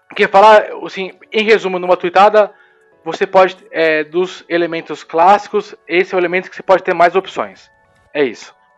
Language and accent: Portuguese; Brazil; Sou brasileiro